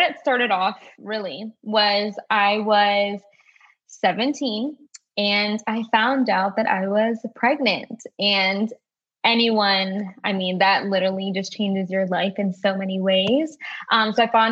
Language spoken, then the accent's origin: English; Maryland, United States; So I'm from Maryland. I've been born and raised. I've lived in the same city for literally all of my life.